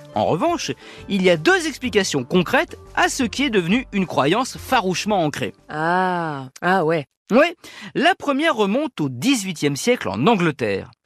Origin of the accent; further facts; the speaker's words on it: France; chez nous en France